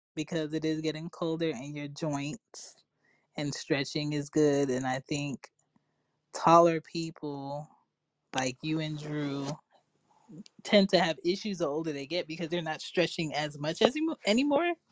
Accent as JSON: {"language": "English", "town": "Philadelphia", "region": "Pennsylvania", "country": "United States", "tie": "born or raised there", "said": "my house that I grew up in in Philly"}